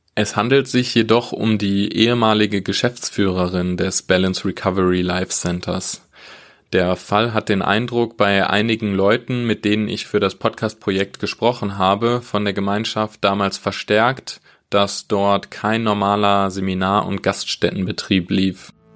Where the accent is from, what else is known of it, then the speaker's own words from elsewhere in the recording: Wesel, North Rhine-Westphalia, Germany; moved away; Ich komme selbst ursprünglich aus Wesel